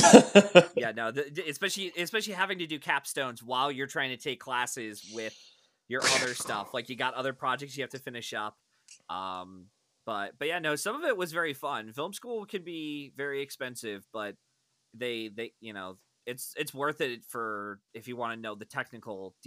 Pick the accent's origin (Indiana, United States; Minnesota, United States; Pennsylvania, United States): Pennsylvania, United States; I've been in Pennsylvania for all my life